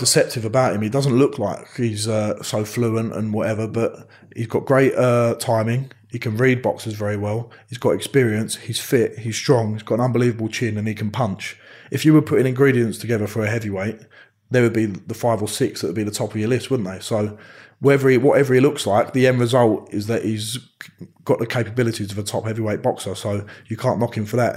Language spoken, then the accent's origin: English; Romford, London, United Kingdom; I'm from Romford.